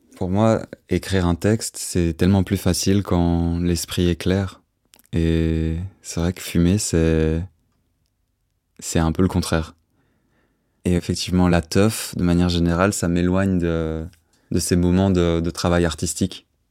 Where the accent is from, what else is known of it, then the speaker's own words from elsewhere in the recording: Auderghem, Brussels-Capital Region, Belgium; Je suis bruxellois, j'ai 25 ans depuis un mois. Je suis né là, au bout de la rue Neuve, et puis j'ai grandi à Odergem